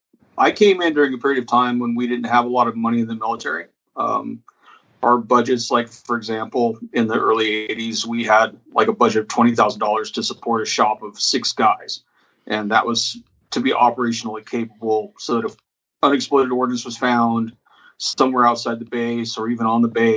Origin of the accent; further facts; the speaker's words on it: North Idaho, United States; moved away as an adult; now in California, United States; I grew up in North Idaho. I lived there until I was 18.